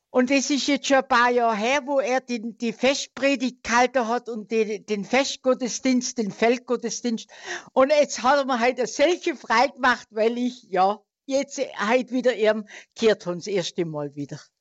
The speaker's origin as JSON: {"language": "German", "town": "Bad Wurzach", "region": "Baden-Württemberg", "country": "Germany", "tie": "born or raised there", "accent": "Swabian", "moved": "yes", "lives_now": "Vilshofen, Germany", "said": "im Allgäu von Bad Wurzach bin ich gebürtig"}